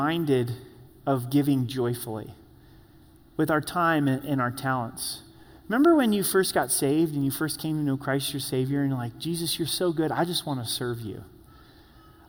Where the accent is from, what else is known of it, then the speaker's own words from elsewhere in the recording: Grants Pass, Oregon, United States; I was born and raised in Grants Pass, Oregon